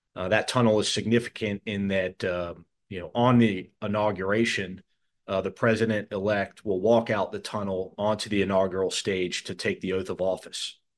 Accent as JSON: {"language": "English", "country": "United States", "said": "I'm an American"}